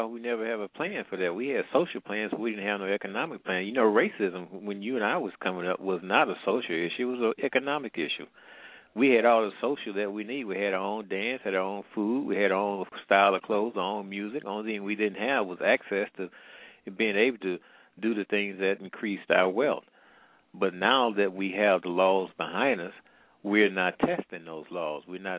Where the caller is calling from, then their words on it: St. Louis, Missouri, United States; I'm calling from the Midwest.